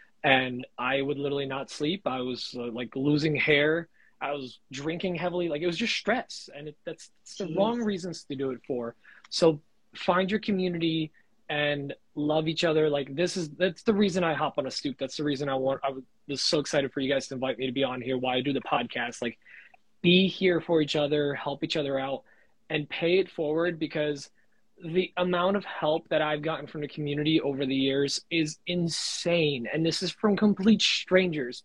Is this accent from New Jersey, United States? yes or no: yes; New Jersey, United States; moved away; I'm from Jersey